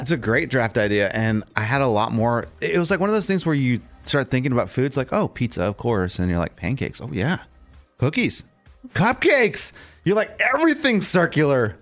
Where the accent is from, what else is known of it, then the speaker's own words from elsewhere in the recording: Texas, United States; now in Nashville, United States; I'm from Texas